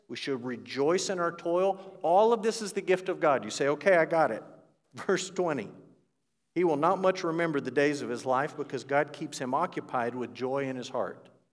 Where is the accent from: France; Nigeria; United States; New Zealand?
United States; As an American